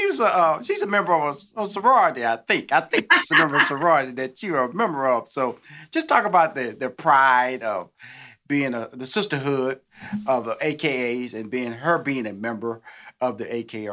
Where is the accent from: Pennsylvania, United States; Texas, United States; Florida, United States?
Texas, United States; Houston; because I'm from Houston, Texas. That's how we do it down there. Tex-Mex, you know.